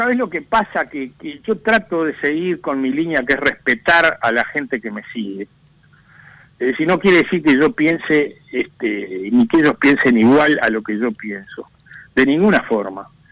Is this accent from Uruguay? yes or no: yes; Uruguay